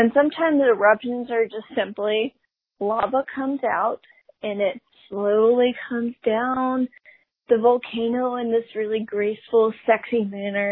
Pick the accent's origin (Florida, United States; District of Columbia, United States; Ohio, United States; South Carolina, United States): South Carolina, United States; I'm also from the South